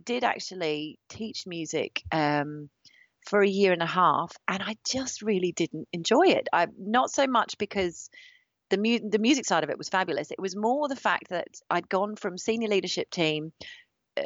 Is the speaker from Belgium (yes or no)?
no; Australia; moved away as an adult; now in United Kingdom; my parents are both musicians, so I grew up traveling around Australia